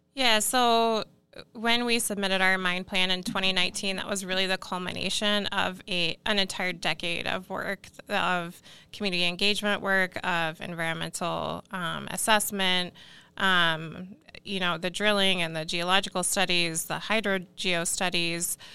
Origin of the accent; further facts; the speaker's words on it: Iowa, United States; moved away; I'm actually originally from Iowa